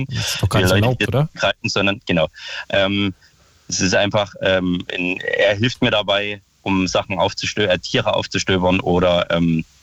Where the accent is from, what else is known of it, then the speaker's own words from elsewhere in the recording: Saxony, Germany; now in Berlin, Germany; Das, ich komme ursprünglich aus Sachsen, da ist genau das gleiche Problem.